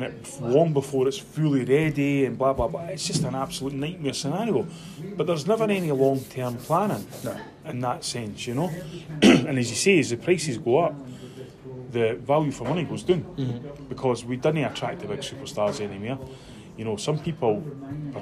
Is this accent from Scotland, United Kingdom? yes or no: yes; Edinburgh, Scotland, United Kingdom; we were brought up in this area